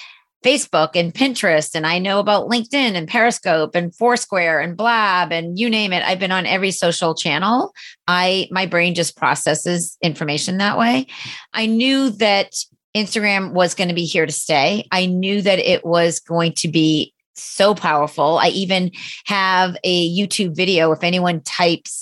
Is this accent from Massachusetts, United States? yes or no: yes; Boston, Massachusetts, United States; also born or lived in Cape Cod; I'm from Boston and live in a high rise right downtown